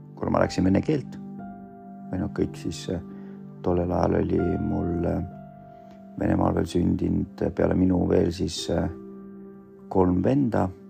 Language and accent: Estonian; Estonia; Estonian is a second language; also born or lived in Vorkuta, Komi, Russia; now in Pärnu, Estonia; me kasvasime Eesti ühiskonnas, siis eesti keele omandasin päris kiiresti